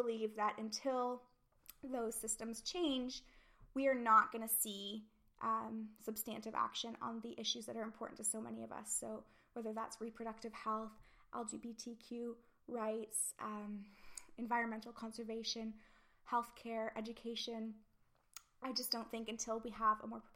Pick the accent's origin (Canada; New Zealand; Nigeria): Canada; moved away as an adult; now in United Kingdom; not being British and not knowing the history or even the current situations as well as I would in Canada